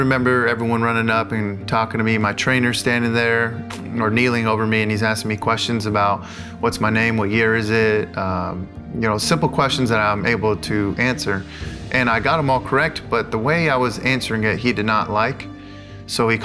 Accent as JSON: {"language": "English", "town": "La Mirada", "region": "California", "country": "United States", "tie": "born or raised there", "moved": "as an adult", "said": "I'm from La Mirada, California. I grew up there 18 years of my life until I went to college"}